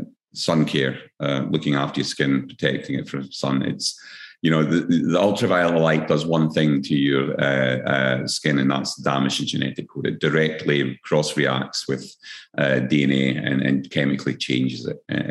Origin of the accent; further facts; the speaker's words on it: Scotland, United Kingdom; now in Queensland, Australia; I'm Scottish as well.